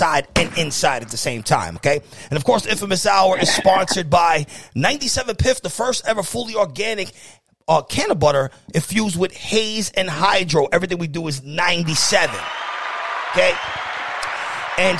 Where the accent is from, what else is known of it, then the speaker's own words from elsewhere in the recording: New York City, New York, United States; me being from the Bronx